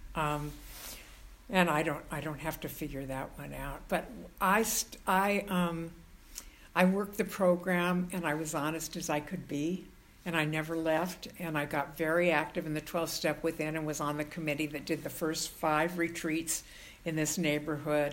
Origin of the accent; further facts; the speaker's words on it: Southern California, United States; moved away as an adult; now in San Francisco, United States; I was born in Southern California and I knew I did not belong there